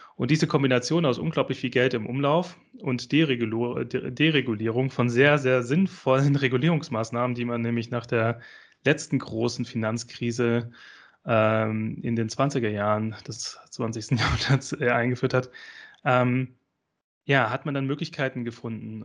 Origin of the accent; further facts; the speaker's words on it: Esslingen am Neckar, Baden-Württemberg, Germany; ich komme ja ähm, aus Esslingen äh, am Neckar. Ähm, das ist ganz in der Nähe von, äh, äh von Stuttgart